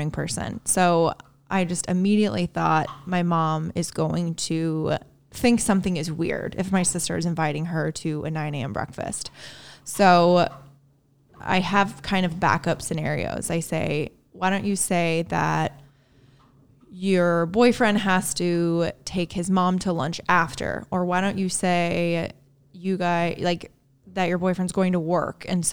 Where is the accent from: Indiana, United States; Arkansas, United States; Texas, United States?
Indiana, United States; born or raised there; moved away